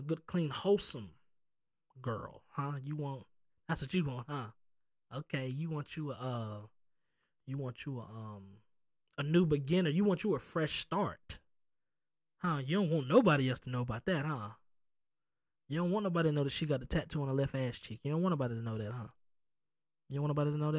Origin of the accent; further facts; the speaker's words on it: the South, United States; I'm from the South